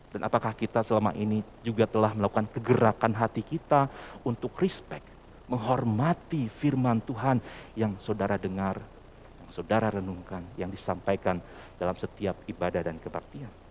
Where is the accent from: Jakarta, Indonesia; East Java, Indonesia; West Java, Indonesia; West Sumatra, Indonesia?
West Java, Indonesia; Sumedang; saya kebetulan lahir di Sumedang ya, dan, eh, aktif juga di G K P Sumedang